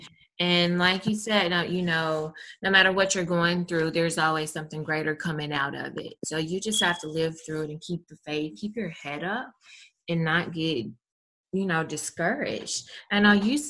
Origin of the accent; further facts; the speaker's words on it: Mississippi, United States; I'm from Mississippi